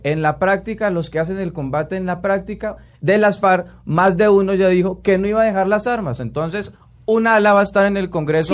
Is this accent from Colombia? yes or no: yes; Colombia; como colombiano